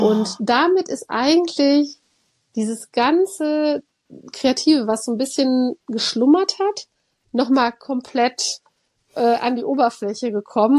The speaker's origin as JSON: {"language": "German", "town": "Cologne", "region": "North Rhine-Westphalia", "country": "Germany", "tie": "born or raised there", "said": "ich bin ja in Köln groß geworden"}